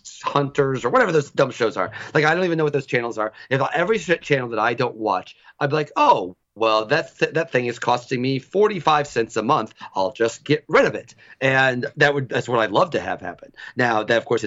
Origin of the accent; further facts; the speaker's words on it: United States; I was born in the United States in 1975